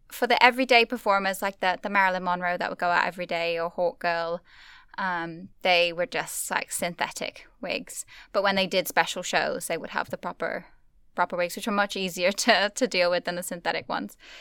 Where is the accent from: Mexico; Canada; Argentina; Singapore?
Singapore; also born or lived in Australia; now in Armagh, United Kingdom; growing up in Singapore